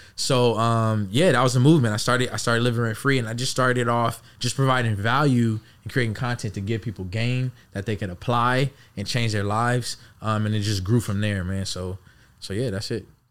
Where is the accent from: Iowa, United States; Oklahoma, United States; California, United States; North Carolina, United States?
California, United States; Los Angeles; born and raised in Los Angeles